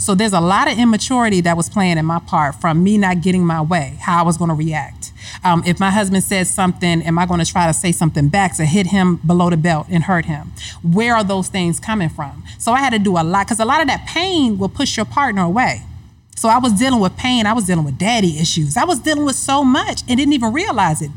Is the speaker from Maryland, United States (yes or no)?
yes; Hyattsville, Maryland, United States; moved away; I'm from Hyattsville, Maryland, in the household with Ruth and Thomas, my first example of marriage